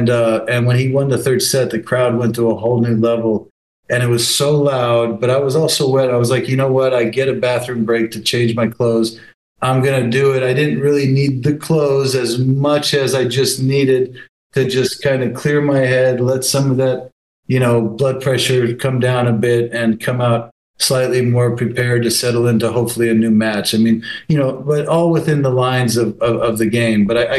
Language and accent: English; Las Vegas, Nevada, United States; Let me start by saying I'm such a Veganite. I'm such a homegrown, you know, Vegas is so in my blood that my team is the team I'm betting on.